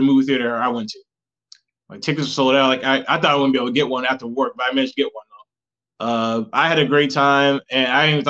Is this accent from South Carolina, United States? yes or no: yes; South Carolina, United States; South Carolina.